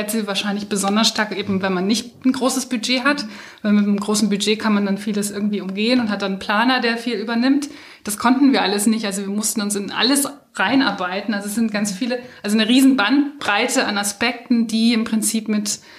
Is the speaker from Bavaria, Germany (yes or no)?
no; Berlin, Germany; moved away; ich bin in Berlin aufgewachsen. Ich muss jetzt sagen, eigentlich gar nicht so weit entfernt, im südlichen Teil von Berlin-Neukölln, also da auch in so einer Einfamilienhaussiedlung mit.